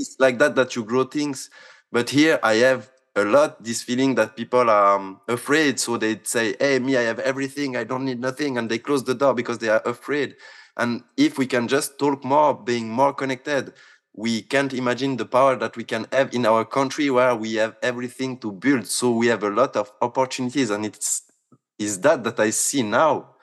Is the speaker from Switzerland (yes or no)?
yes; Switzerland; I come from Switzerland